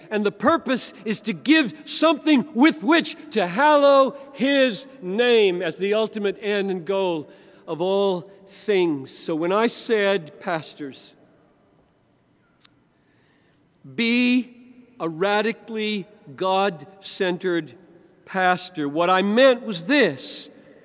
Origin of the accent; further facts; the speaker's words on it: Greenville, South Carolina, United States; I grew up in the Southern Baptist Church in Greenville, South Carolina